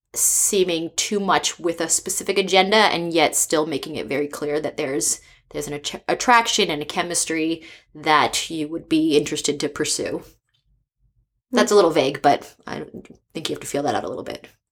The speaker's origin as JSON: {"language": "English", "region": "East Coast", "country": "United States", "moved": "yes", "lives_now": "San Francisco, United States", "said": "I'm from the East Coast, and I've lived in four different countries."}